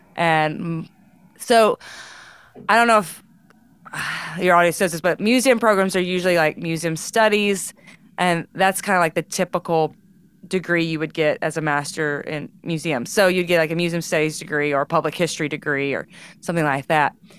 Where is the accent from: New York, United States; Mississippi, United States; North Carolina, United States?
Mississippi, United States; Charleston; I grew up, yeah, in Tallahatchie County, Mississippi